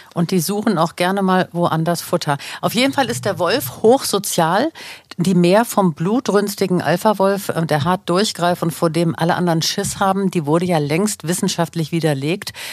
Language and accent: German; Germany; hier bei uns in Deutschland